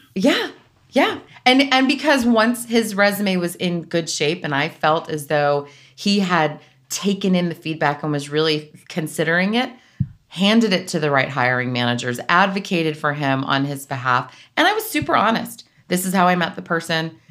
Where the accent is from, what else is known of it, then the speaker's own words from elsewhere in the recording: South Florida, United States; moved away as an adult; also born or lived in Northeast United States; I grew up in South Florida